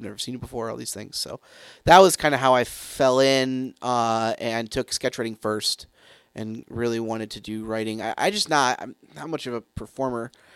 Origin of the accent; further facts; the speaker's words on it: Grand Rapids, Michigan, United States; where I grew up in Grand Rapids